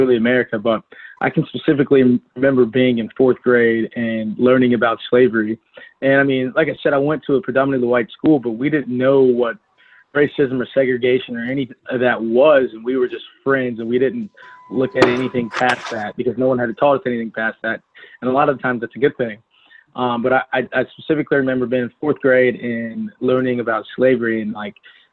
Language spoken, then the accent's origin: English; Nolensville, Tennessee, United States; born or raised there; also born or lived in Detroit, Michigan